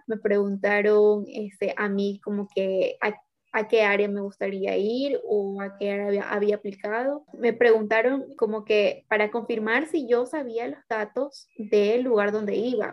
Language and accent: Spanish; Ecuador; aquí fuimos un grupo de ecuatorianos